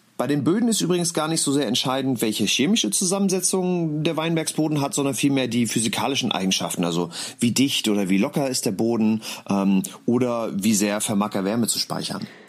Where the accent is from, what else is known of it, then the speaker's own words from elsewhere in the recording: Mecklenburg-Vorpommern, Germany; weil ich gebürtiger Mecklenburger bin